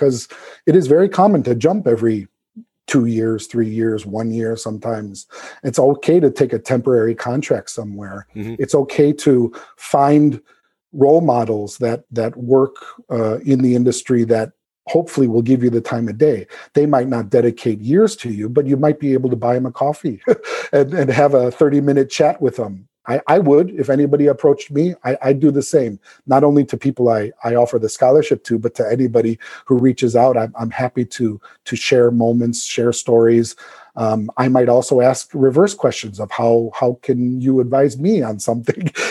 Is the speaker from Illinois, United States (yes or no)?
yes; South Suburbs, Illinois, United States; moved away; when I come back to my hometown, of course, in the South Suburbs.